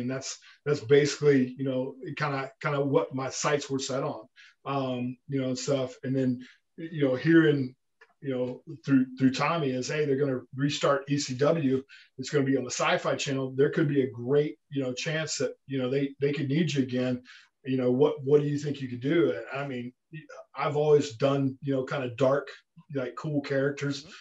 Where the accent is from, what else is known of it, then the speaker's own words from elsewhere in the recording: Memphis, Tennessee, United States; growing up in Memphis